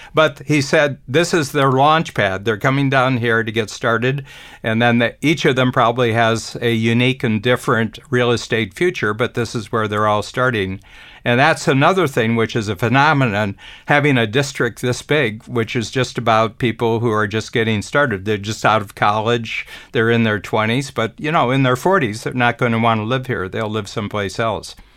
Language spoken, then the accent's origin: English; Cleveland, Ohio, United States; moved away; I grew up in Cleveland.